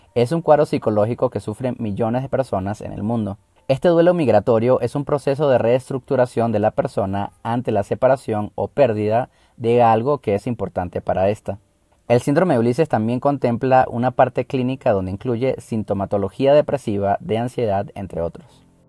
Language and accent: Spanish; Venezuela; moved away as an adult; Como inmigrante venezolano